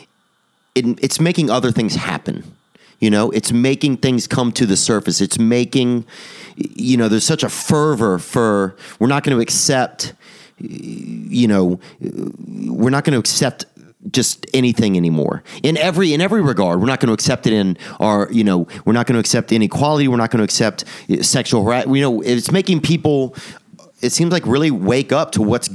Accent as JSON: {"language": "English", "region": "the South", "country": "United States", "said": "I am from the South"}